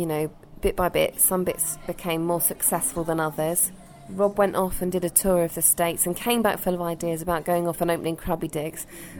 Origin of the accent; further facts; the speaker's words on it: Bristol, South West England, United Kingdom; I come from Bristol where there's been riots in Stokescroft.